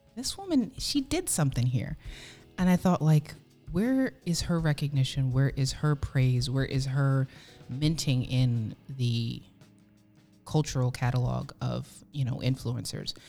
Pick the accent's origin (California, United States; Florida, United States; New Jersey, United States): New Jersey, United States; I was born and raised in New Jersey